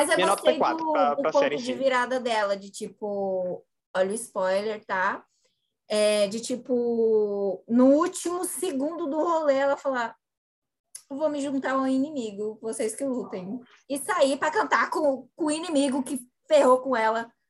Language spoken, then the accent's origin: Portuguese; Brazil; eu sou brasileira